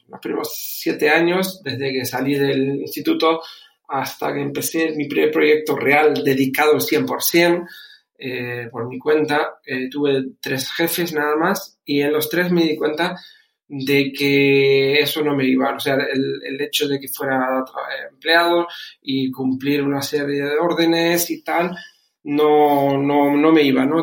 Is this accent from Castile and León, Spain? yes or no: no; Canary Islands, Spain; moved away as an adult; also born or lived in Germany; now in Bucharest, Romania; he criado, como dijiste, dijiste, desde los 11 en, España, concretamente en Canarias. De ahí mi, mi acento